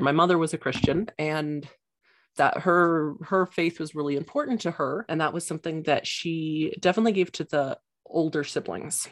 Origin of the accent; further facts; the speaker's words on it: Santa Fe, New Mexico, United States; I grew up in Santa Fe, which is kind of a new age Mecca.